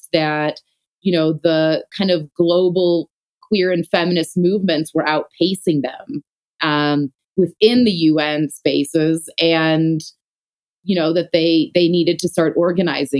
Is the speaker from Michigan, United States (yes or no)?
yes; Detroit, Michigan, United States; moved away as an adult; now in Johannesburg, South Africa; I grew up in the Detroit area. I was born there in the early 80s